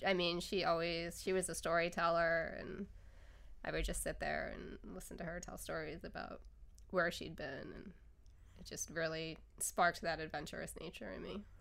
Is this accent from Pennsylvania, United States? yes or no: yes; Northeast Pennsylvania, United States; moved away; Northeast Pennsylvania